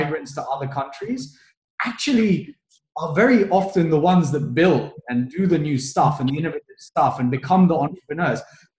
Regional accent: Kenya; I'm from Kenya." And they'll look at me like, "What do you mean you're from Kenya? Like, are you crazy?" But I was born in Kenya, right?

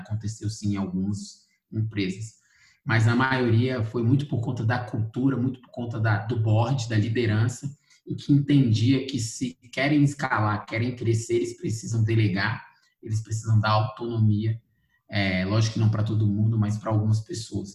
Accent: Brasília, Federal District, Brazil; sou de Brasília, brasiliense, nascido e criado em Brasília, especificamente no Cruzeiro

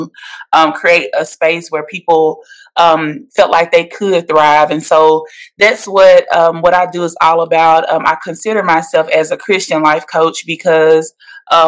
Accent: Metcalfe, Mississippi, United States; now in Nashville, United States; I'm from Metcalf, Mississippi. I now reside in Nashville, Tennessee.

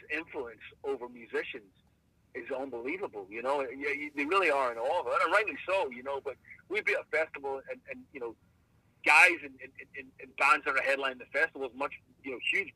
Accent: Ireland; being Irish

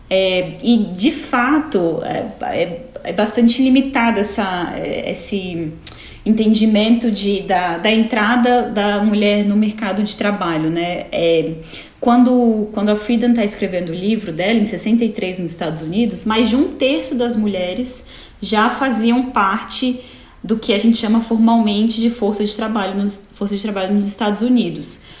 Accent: Brasília, Federal District, Brazil; now in United States; sou advogada, sou de Brasília.

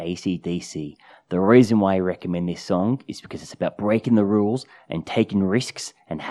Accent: Australia; I'm from Australia.

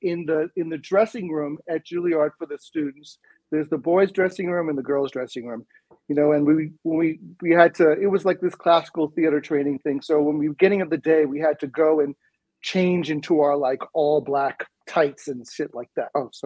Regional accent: United States; born there; I was born in the United States, but I only lived here for 2 weeks.

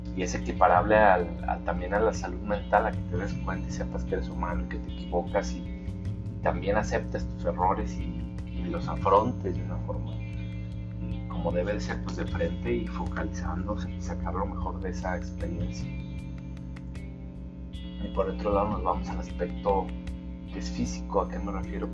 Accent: Mexico; como buenos mexicanos

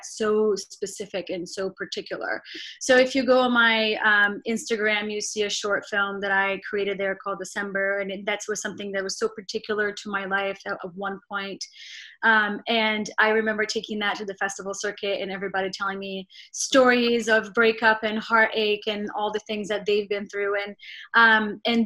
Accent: Rio de Janeiro, Brazil; moved away as an adult; also born or lived in New York, United States; now in Los Angeles, United States; growing up in Brazil

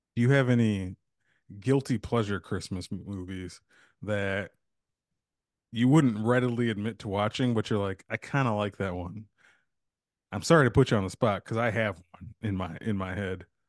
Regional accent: United States; as a society, as Americans

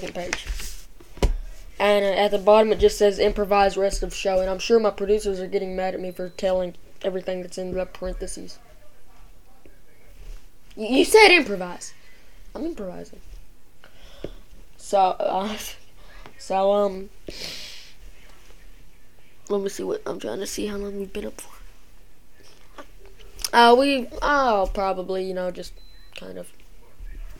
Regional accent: United States; I'm American.

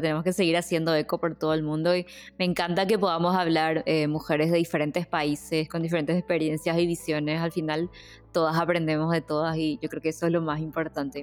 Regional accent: Paraguay

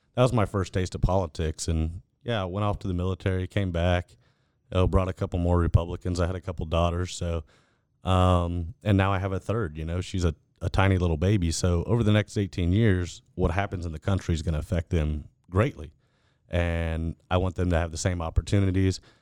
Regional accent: Fort Bend County, Texas, United States; born and raised in Fort Bend County and did all my schooling in Fort Bend I S D.

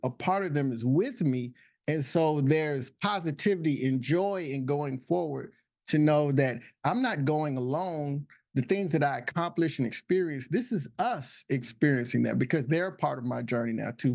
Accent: Texas, United States; also born or lived in Illinois; now in Alexandria, United States; I'm originally from Texas

